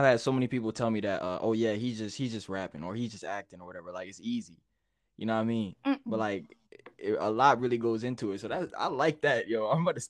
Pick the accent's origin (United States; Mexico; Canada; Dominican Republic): United States; Baltimore, Maryland; also born or lived in Hampton / Delaware; I was born in Virginia, Hampton, Virginia, and then I lived in Delaware for a bit, and then spent most of my life in Baltimore.